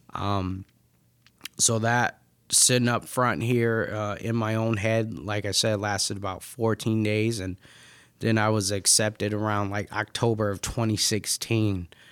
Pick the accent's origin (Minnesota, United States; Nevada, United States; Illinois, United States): Nevada, United States; Las Vegas; now in Michigan, United States; I'm not from Michigan, I'm actually from Vegas